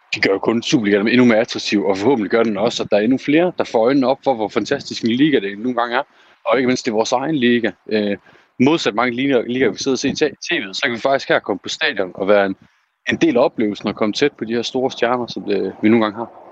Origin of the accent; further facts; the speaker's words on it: Aalborg, North Denmark Region, Denmark; min hjemby i Aalborg